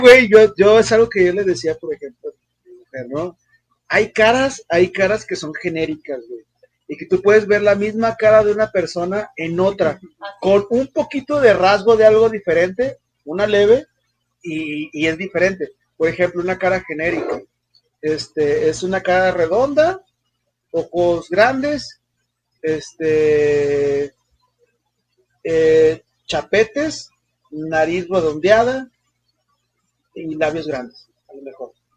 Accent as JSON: {"language": "Spanish", "country": "Mexico", "said": "soy mexicano"}